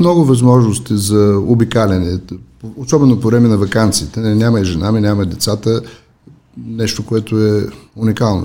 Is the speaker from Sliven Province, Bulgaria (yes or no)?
no; Elhovo, Yambol Province, Bulgaria; moved away as an adult; also born or lived in Sofia; Нека да започна с моят роден град. Аз съм роден в Елхово.